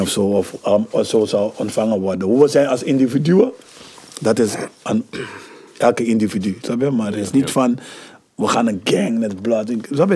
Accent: Amsterdam, North Holland, Netherlands; ik ben van Hoptillen. Ik ben daar opgegroeid.

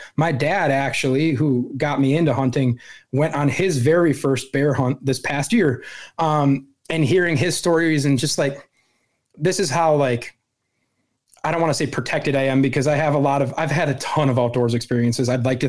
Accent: Wisconsin, United States; So I born and raised in Wisconsin, lived here my whole life, over three decades.

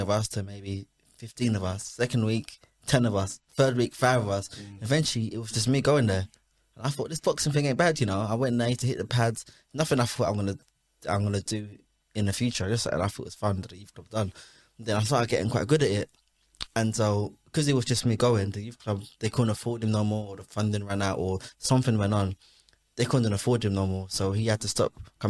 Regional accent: London, United Kingdom; I'm from Hackney. I'm from the Kingsmead Estate. It's where me and the guys that I used to chill with were from

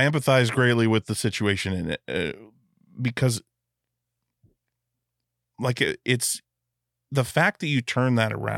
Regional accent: Alaska, United States; now in Portland, United States; I grew up on a small island in Alaska

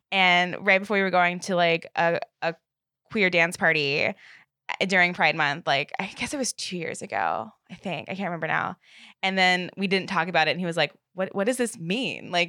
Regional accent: Northern Virginia, United States; I'm from Northern Virginia.

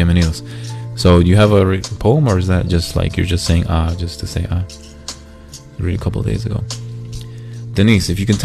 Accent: United States; I'm from the United States of America

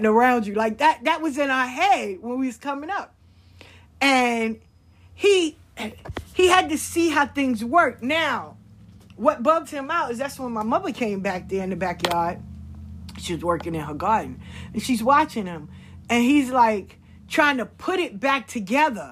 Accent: New York, United States; we grew up in New York.

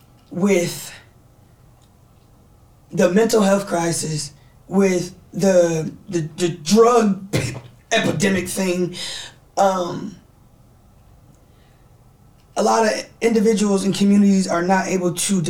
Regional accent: the Bay Area, California, United States; Growing up in the Bay

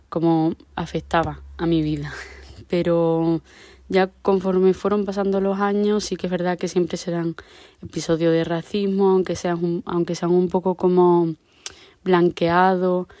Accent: La Zarza, Extremadura, Spain; mi pueblo es La Zarza, en mi caso, em, todos mis amigos son de aquí

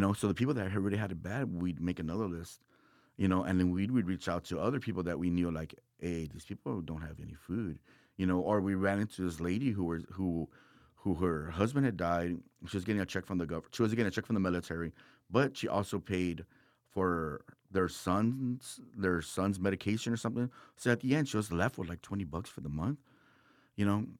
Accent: Texas, United States; I'm from Texas

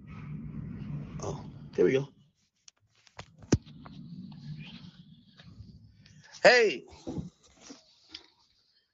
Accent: Jamaica; now in United States; I was born in Jamaica

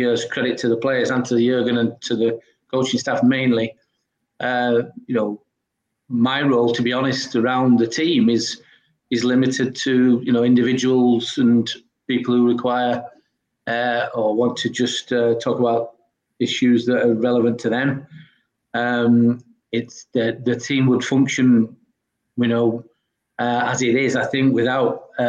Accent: Halifax, England, United Kingdom; I'm from Halifax in the Northwest, and growing up as a kid, I wasn't a Liverpool fan

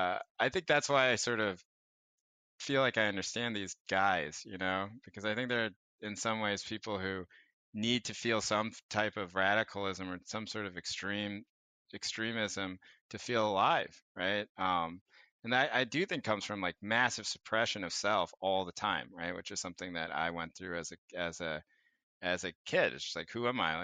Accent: North Carolina, United States; now in Bay Area, United States; growing up in North Carolina

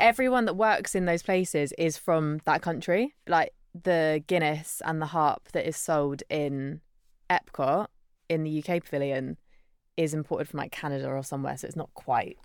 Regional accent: Isle of Wight, South East England, United Kingdom; I grew up on the Isle of Wight, so surrounded by nice beaches and, yeah, tourists

